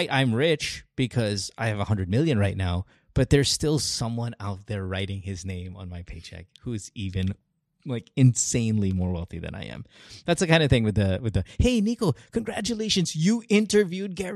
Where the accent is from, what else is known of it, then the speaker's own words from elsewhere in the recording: Central Luzon, Philippines; I am from Bulacan. Bulacan. I grew, I grew yes. up in Bulacan.